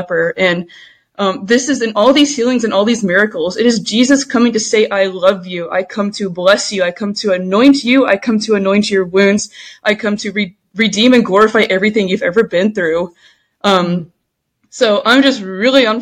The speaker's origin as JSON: {"language": "English", "town": "Allen", "region": "Texas", "country": "United States", "tie": "born or raised there", "also_born_or_lived": "Louisiana / West Coast", "moved": "as an adult", "said": "I grew up in Texas, in Allen, Texas, went to Allen High School"}